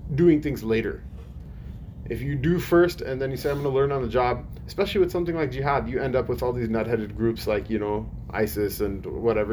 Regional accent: United States; as an American citizen

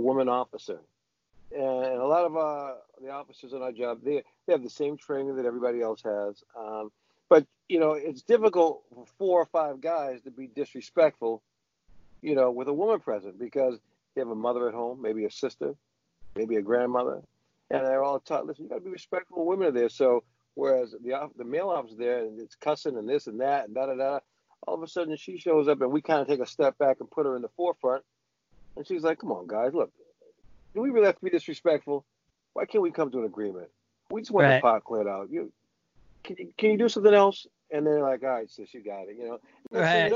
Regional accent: Boston, Massachusetts, United States; I grew up in the South End. But the South End wasn't the South End that you know.

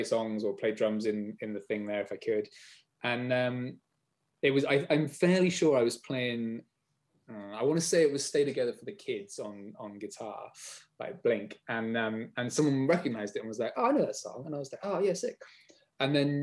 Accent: Bath, South West England, United Kingdom; also born or lived in United States; I grew up in Bath

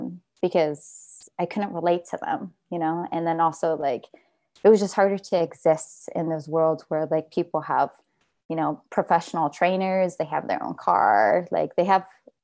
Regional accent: Fremont, California, United States; moved away as an adult; also born or lived in Oakland, United States; now in Los Angeles, United States; I grew up in the Bay Area in Fremont

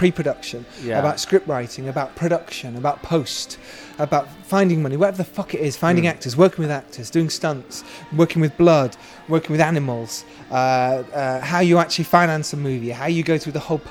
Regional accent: United Kingdom; I've actually had to talk myself out of not being too British

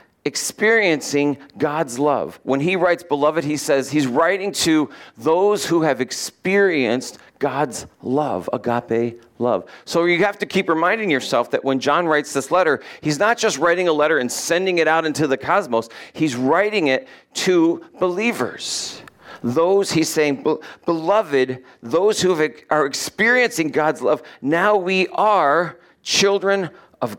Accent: United States; we're from America

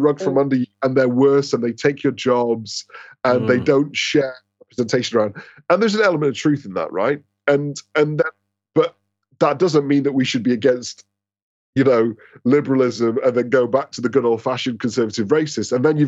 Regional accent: Scotland, United Kingdom; now in London, United Kingdom; Sorry, I'm Scottish, so I'm trying to claim success because we're crap at football.

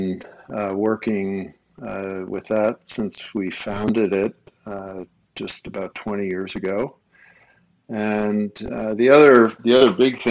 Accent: Los Angeles, California, United States; also born or lived in Colorado; now in Minnesota, United States; I was born, as I say, a small town out west. You may have heard of it, Los Angeles

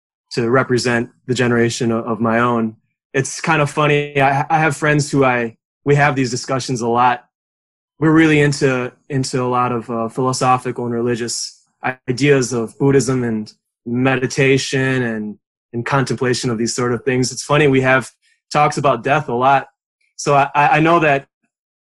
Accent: Edgerton, Wisconsin, United States; also born or lived in Madison; my hometown is not Madison, it's Edgerton, which is a small town of 5,000, give or take, about 40 minutes south of Madison.

